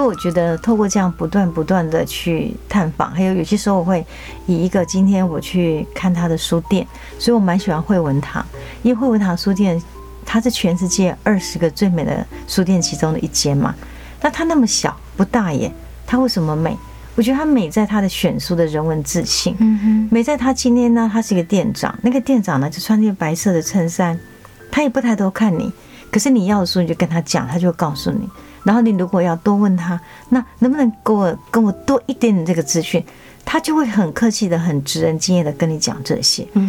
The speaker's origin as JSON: {"language": "Chinese", "region": "Tainan", "country": "Taiwan", "said": "因为我是台南台的教育协会的监事，我们做很多台日交流"}